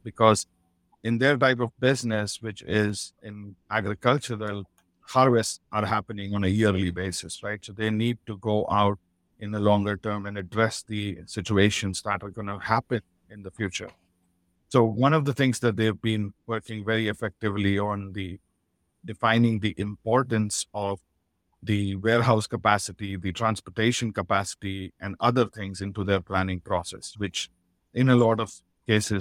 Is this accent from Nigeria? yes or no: yes; Nigeria; moved away; also born or lived in Ghana; I grew up in Nigeria